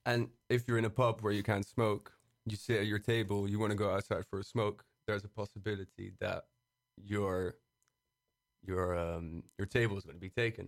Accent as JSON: {"language": "English", "town": "Brussels", "region": "Brussels-Capital Region", "country": "Belgium", "moved": "as an adult", "lives_now": "Amsterdam, Netherlands", "said": "I'm from Brussels. Uh, I've started living here in Amsterdam for, uh, la-, last year, actually"}